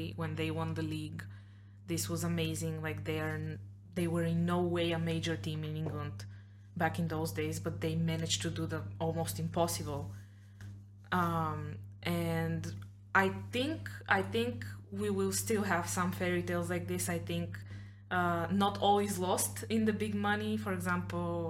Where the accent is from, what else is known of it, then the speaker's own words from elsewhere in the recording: Blagoevgrad, Blagoevgrad Province, Bulgaria; I do watch Pirin because it's my hometown team